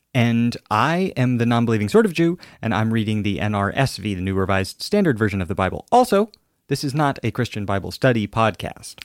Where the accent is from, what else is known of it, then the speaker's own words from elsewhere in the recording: Alaska, United States; I'm from Alaska, and, uh, we're very close to Russia